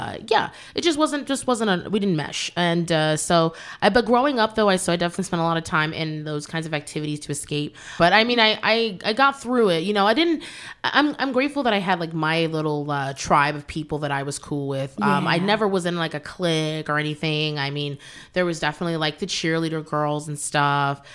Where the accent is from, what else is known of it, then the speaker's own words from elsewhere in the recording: Manassas, Virginia, United States; I grew up there, and it definitely was an interesting experience. I'm thankful, even though I grew up in Virginia